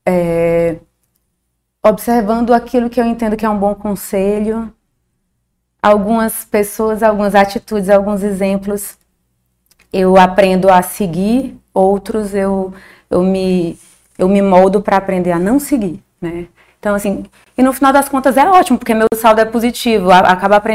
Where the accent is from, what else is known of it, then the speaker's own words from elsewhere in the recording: Fortaleza, Ceará, Brazil; born there; Não, nasci em Fortaleza, mas eu sou registrada em São Gonçalo do Amarante